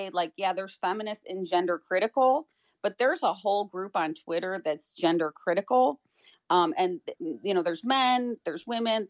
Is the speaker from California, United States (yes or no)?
no; Chicago, Illinois, United States; I grew up in Chicago, so it wasn't like I was in, an area where I could be protected